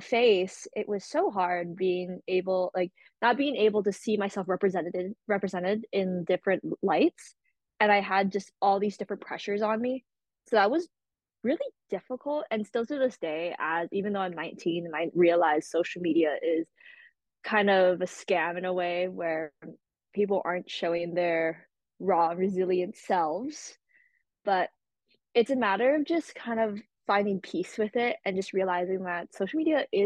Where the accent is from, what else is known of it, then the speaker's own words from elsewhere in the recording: Wailuku, Hawaii, United States; moved away as an adult; now in Boston, United States; I'm originally from Maui, Hawaii. I live in Wailuku.